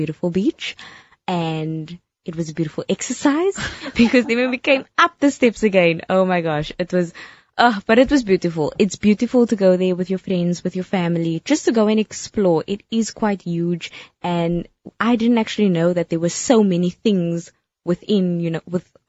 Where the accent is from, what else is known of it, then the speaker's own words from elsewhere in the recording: Cape Town, Western Cape, South Africa; I'm from Cape Town